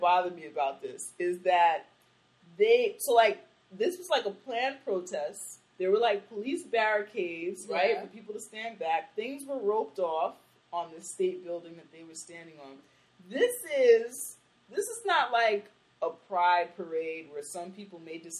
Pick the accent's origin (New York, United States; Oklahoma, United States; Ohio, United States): New York, United States; also born or lived in Nashville; I'm from New York and I was in Nashville for 4 years